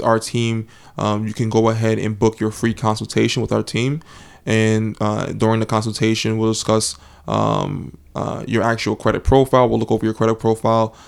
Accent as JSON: {"language": "English", "region": "New Jersey", "country": "United States", "said": "I'm from New Jersey"}